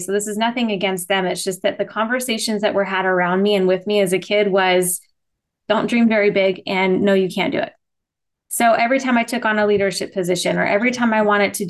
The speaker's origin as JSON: {"language": "English", "town": "Las Vegas", "region": "Nevada", "country": "United States", "tie": "born or raised there", "also_born_or_lived": "Henderson, Nevada", "said": "I was born and raised in Vegas, and I live in Henderson, so outside of Vegas, but still a Vegas kid"}